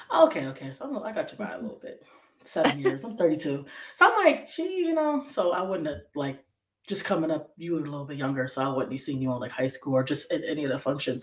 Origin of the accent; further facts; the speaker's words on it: Bridgeport, Connecticut, United States; also born or lived in Waterbury, Connecticut; born and raised in Bridgeport all my life